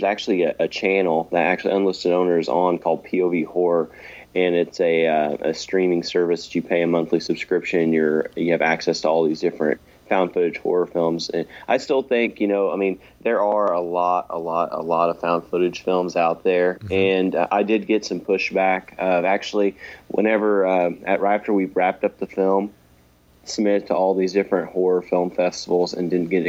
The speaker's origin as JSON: {"language": "English", "town": "Sumner", "region": "Illinois", "country": "United States", "tie": "born or raised there", "said": "and I'm an independent filmmaker from southeastern Illinois. The whole film was actually shot in my hometown of Sumner, Illinois."}